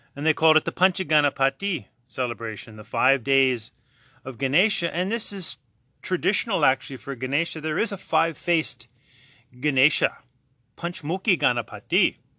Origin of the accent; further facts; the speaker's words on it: United States; Growing up in America